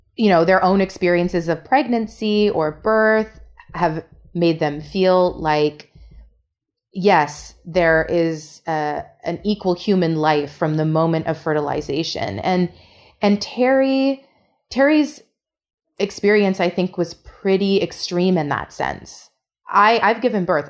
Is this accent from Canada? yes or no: yes; Canada; as a Canadian